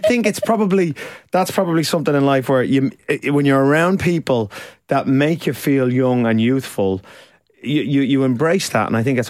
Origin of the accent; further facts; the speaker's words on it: Ireland; now in United Kingdom; See, being Irish is a bit different because, you know, certain bad language is part of our language as such.